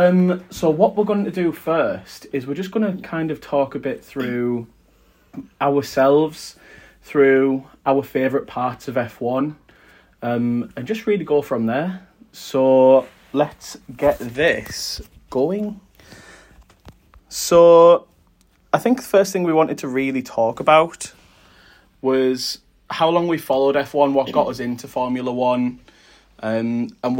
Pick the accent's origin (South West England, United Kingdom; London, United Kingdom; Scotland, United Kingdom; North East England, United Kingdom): North East England, United Kingdom; Middlesbrough; I'm from Middlesbrough, sunny Teesside in England. If you don't know where that is, it's near Newcastle.